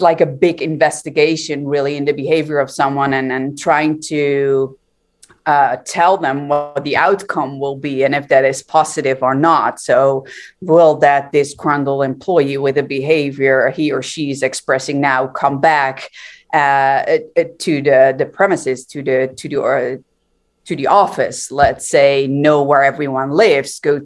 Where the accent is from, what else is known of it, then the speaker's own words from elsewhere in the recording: Netherlands; I'm from the Netherlands, born and raised.